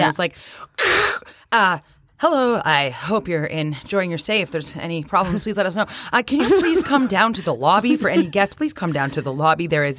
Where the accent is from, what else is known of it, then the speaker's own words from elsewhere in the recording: Canada; now in Nashville, United States; Because we're from Canada.